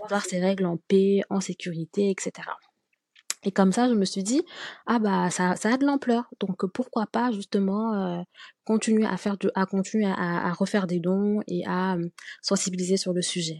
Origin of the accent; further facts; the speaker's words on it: Senegal; moved away as an adult; also born or lived in France; je suis née et au Sénégal et euh, je suis allée étudier en France en 2014 lorsque j'ai eu mon bac.